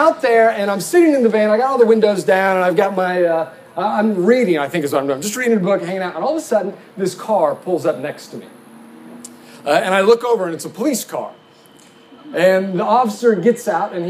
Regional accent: Muskogee, Oklahoma, United States; I grew up in Muskogee, Oklahoma

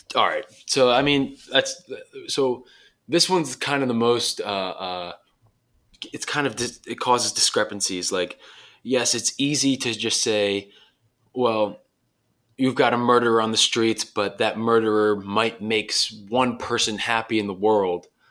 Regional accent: Dulles, Virginia, United States; moved away as an adult; now in Southern California, United States; my hometown, Dulles, Virginia

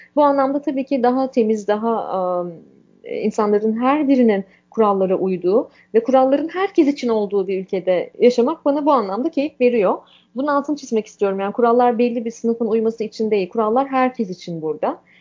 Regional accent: Turkey; moved away as an adult; now in Canada; Anadolu'lu bir kadın olarak, Akdenizli bir kadın olarak

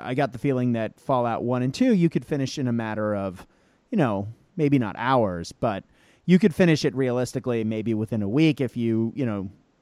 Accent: Boston, Massachusetts, United States; my hometown of Boston

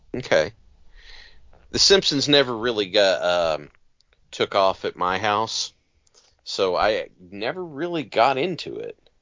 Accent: Appalachia, United States; I grew up in Appalachia

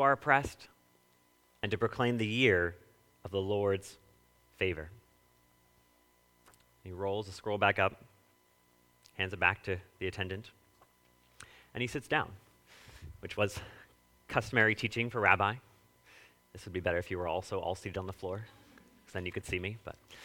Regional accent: California, United States; moved away; I grew up in California in a suburb

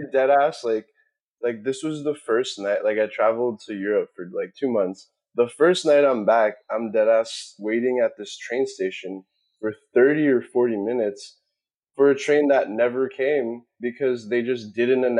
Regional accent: New York City, New York, United States; I grew up in Queens my whole life, and like I've actually never left

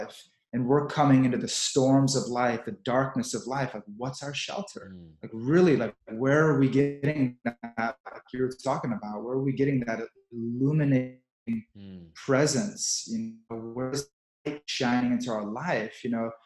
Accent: Texas, United States; moved away; also born or lived in New York; I grew up in Texas

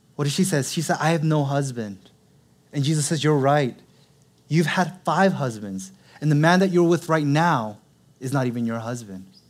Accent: Seattle, Washington, United States; now in Los Angeles, United States; I'm originally from Seattle. Born and raised, I'm a true Seattle Lite.

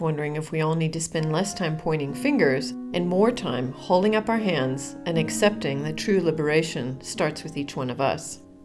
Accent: United States; now in South Africa; as a resident of South Africa, I mean, I personally feel as an American

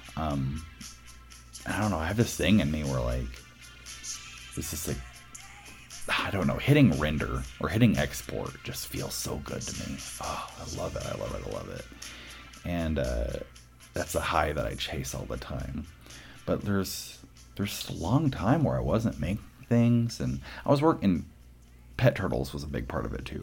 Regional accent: Boston, Massachusetts, United States; I'm from Boston.

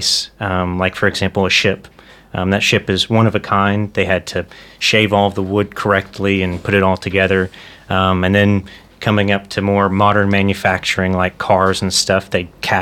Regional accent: United States; moved away as an adult; now in Amsterdam, Netherlands; I'm actually from the United States.

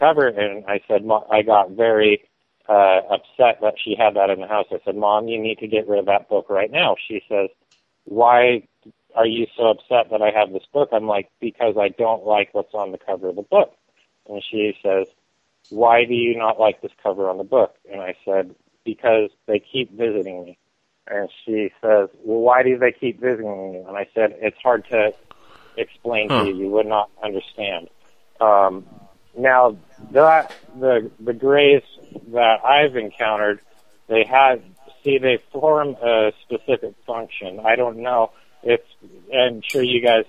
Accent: Torrance, California, United States; I was born in Torrance, California

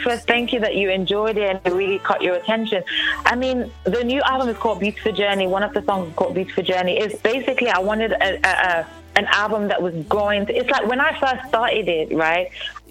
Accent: Nigeria; Well, first of all, I'm Nigerian, and my family supported me, my parents supported me

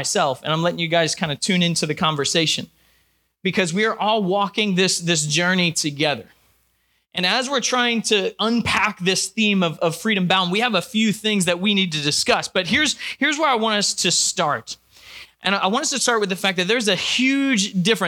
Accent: New Jersey, United States; moved away as an adult; also born or lived in Georgia / Virginia / York, Pennsylvania; now in Pittsburgh, United States; I was born in Georgia, grew up in New Jersey, went to school in Virginia

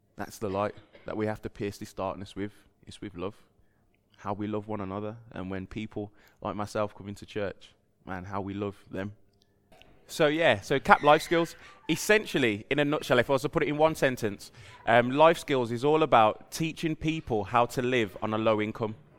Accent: United Kingdom; moved away; I grew up down the road just in Albury, just past the, well, right by the M five, uh, junction where Toys R Us used to be

